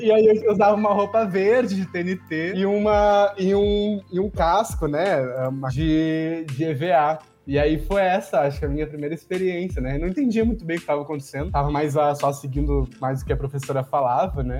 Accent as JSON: {"language": "Portuguese", "town": "Porto Alegre", "region": "Rio Grande do Sul", "country": "Brazil", "tie": "born or raised there", "said": "cresci no, no, em Porto Alegre"}